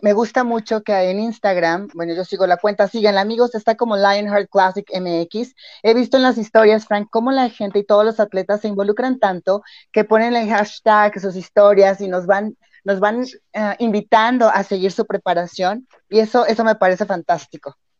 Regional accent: León, Guanajuato, Mexico; yo soy aquí de León, Guanajuato

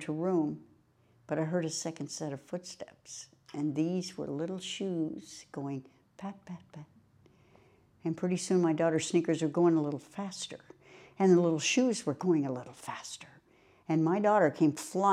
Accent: Burlington, Vermont, United States; moved away as an adult; now in Florida, United States; I was born in Burlington, Vermont, and I spent the first 40 years of my life there

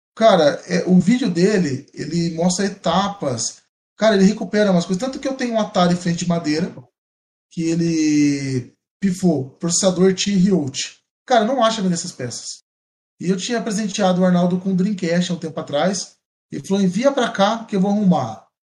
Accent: São João da Boa Vista, São Paulo, Brazil; eu sou de São Boa Vista, eu tô mais próximo de Mogi Guaçu

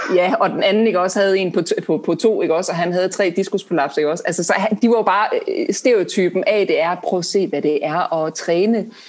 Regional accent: Denmark; som danskere

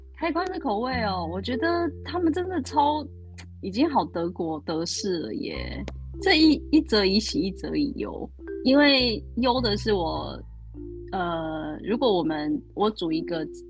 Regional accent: Taiwan; moved away as an adult; also born or lived in United Kingdom; now in Germany; 做台式的烘，烘焙也是我跟家乡的连接

